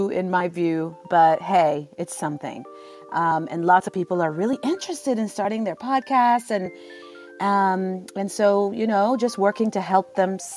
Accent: Sudan; now in San Francisco, United States; I am a podcaster. I'm from Sudan. I live in the San Francisco Bay Area in California.

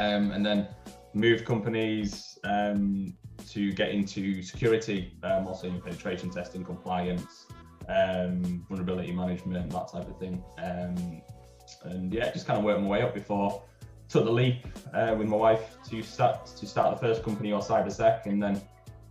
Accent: Yorkshire and the Humber, United Kingdom; also born or lived in Vancouver; I'm from Yorkshire

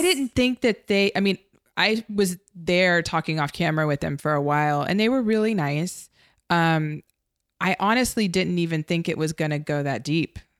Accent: United States; as an American, um, and as a filmmaker

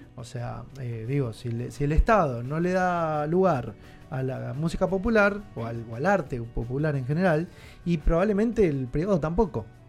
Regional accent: Argentina; soy argento y por qué no soy de otro país

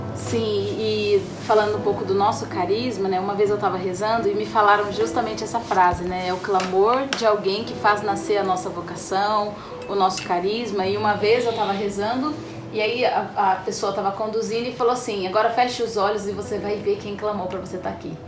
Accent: Sorocaba, São Paulo, Brazil; eu sou de Sorocaba

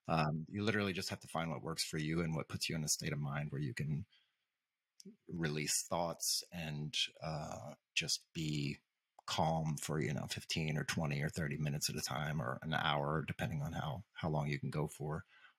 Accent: St. Louis, Missouri, United States; I grew up outside of St. Louis, so not officially in St. Louis, but in and around St. Louis, in the same kind of situation.

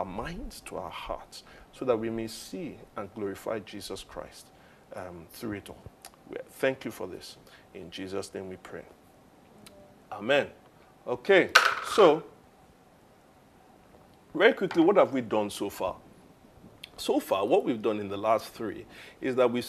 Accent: Nigeria; I am a Nigerian

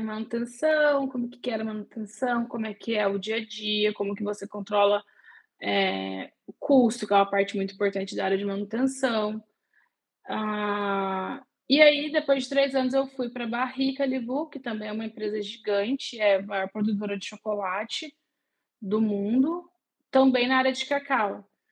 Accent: Guaratinguetá, São Paulo, Brazil; eu sou do interior de São Paulo, Guaratinguetá, uma cidadezinha ali no eixo Rio-São Paulo, pertinho de Aparecida do Norte, que é o ponto de referência. e eu cresci, nasci em Guará

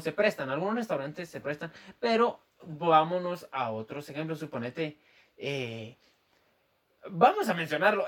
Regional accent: Guatemala; accent: chapín; mi acento chapín

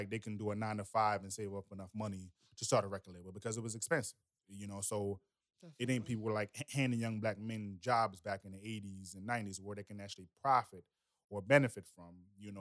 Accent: United States; also born or lived in Jamaica; I was born in Jamaica and I was raised in America.

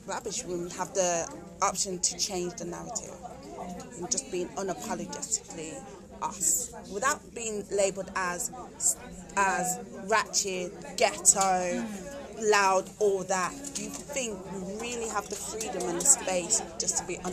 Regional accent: United Kingdom; as black British women.

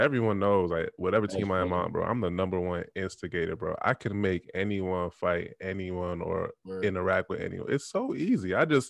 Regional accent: Texas, United States; do you know where I'm from? I'm from Texas. I'm from this side of the third.

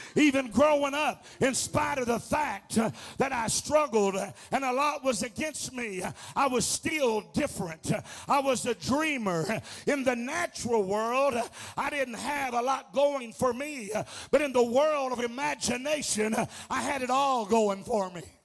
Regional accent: Arkansas, United States; I'm from Arkansas

